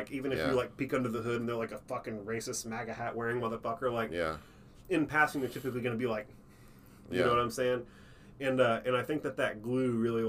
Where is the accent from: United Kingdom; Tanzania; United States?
United States; Texas; I'm telling you, as from a Texan